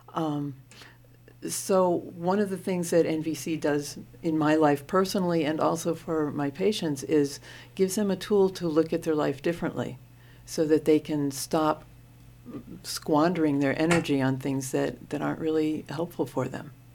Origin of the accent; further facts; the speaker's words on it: Maine, United States; also born or lived in Portland, Oregon; I was born in Maine. I'm a Mainer.